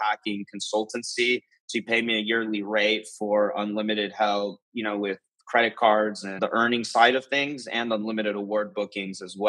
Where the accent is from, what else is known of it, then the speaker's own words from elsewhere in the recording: Atlanta, Georgia, United States; moved away as an adult; I grew up in Atlanta, Georgia